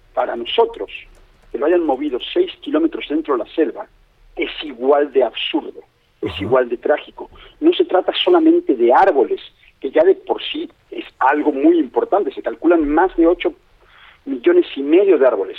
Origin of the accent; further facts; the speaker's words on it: Mexico City, Mexico; moved away as an adult; now in Playa del Carmen, Mexico; soy, de la Ciudad de México, me fui en el 96 y regresé a México y me quedé a vivir en Playa del Carmen